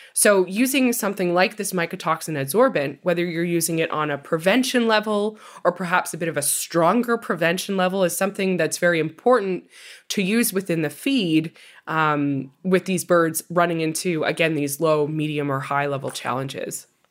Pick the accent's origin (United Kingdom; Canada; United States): Canada; Ontario; my hometown in Ontario